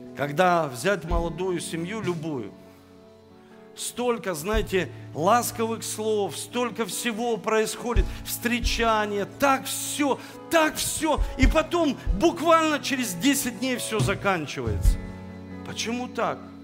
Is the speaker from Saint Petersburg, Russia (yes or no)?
yes; Saint Petersburg, Russia; now in Rostov-on-Don, Russia; я родился в Санкт-Петербурге